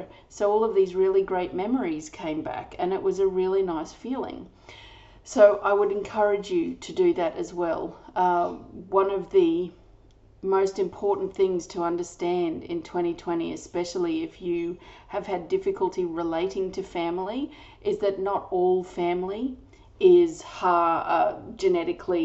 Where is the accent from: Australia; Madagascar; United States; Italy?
Australia; I'm an Australian energy healer